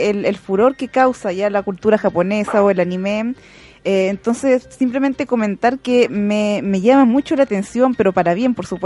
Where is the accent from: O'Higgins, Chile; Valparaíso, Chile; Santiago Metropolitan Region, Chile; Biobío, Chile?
Santiago Metropolitan Region, Chile; Santiago; yo tengo no, no, salgo mucho de Santiago, estoy más ligada aquí a, a, mi ciudad natal